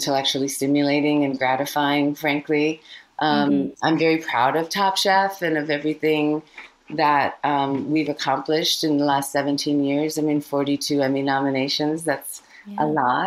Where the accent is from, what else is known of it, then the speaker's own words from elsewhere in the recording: United States; also born or lived in India / California; I came to America when I was 4 from India. And I've grown up in immigrant communities, both on the East Coast and the West Coast